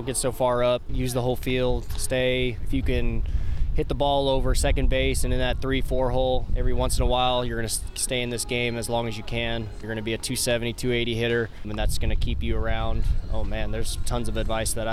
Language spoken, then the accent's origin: English; Southern California, United States; also born or lived in Sacramento, California / Elk Grove, California; I actually grew up down in Southern California